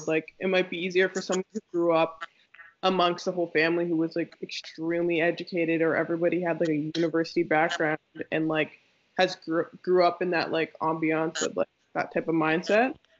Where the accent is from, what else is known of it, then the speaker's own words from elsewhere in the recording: Toronto, Ontario, Canada; moved away as an adult; also born or lived in Nova Scotia; I grew up in Toronto